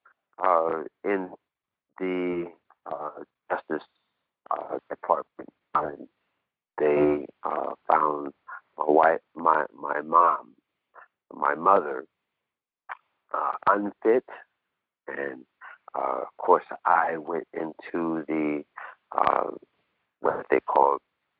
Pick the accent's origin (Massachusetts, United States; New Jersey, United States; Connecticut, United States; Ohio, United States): Ohio, United States; Cleveland; also born or lived in Humboldt, Tennessee; I was born in Humboldt, Tennessee. I was with my mom, a matriarchal family. We moved to Cleveland, Ohio, early in my life.